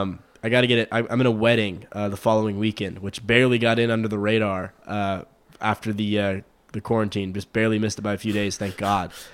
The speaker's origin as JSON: {"language": "English", "town": "Midland", "region": "Texas", "country": "United States", "tie": "born or raised there", "also_born_or_lived": "Frisco, Texas area", "moved": "yes", "lives_now": "Frisco area, United States", "said": "my hometown Rockhound boys"}